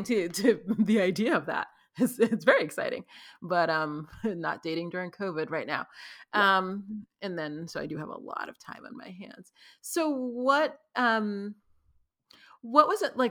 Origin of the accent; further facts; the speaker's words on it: New York City, New York, United States; I was born and raised in New York City